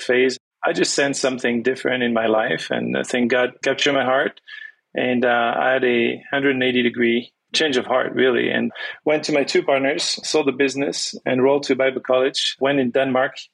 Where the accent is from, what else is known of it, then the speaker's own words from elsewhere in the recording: France; first language French; English is a second language; also born or lived in Toronto, Canada / Venezuela; growing up speaking only French